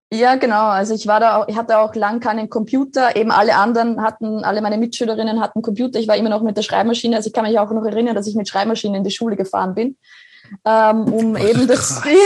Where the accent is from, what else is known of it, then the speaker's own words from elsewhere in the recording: Grodnau, Burgenland, Austria; also born or lived in Oberwart; now in Vienna, Austria; mein Elternhaus, also wo ich aufgewachsen bin, ist genau zwischen den zwei Kirchtürmen